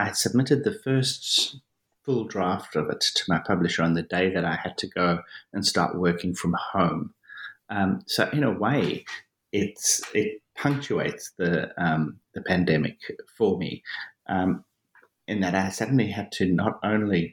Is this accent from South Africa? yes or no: yes; Johannesburg, Gauteng, South Africa; I was born and I grew up in South Africa, in Johannesburg, South Africa.